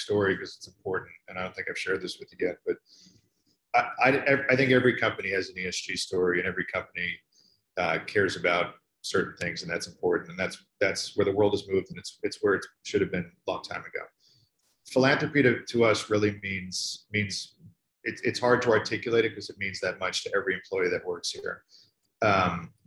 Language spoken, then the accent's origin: English; New York, United States; I'm from New York